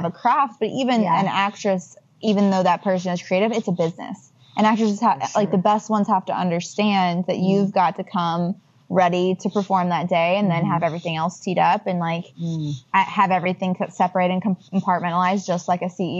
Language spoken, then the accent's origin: English; Nashville, Tennessee, United States; moved away as an adult; now in Los Angeles, United States; growing up in Nashville, Tennessee